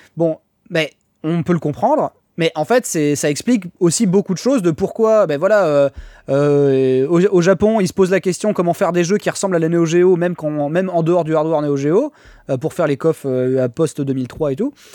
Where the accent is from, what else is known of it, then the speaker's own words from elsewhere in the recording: Niort, Nouvelle-Aquitaine, France; je suis de Niort, à la base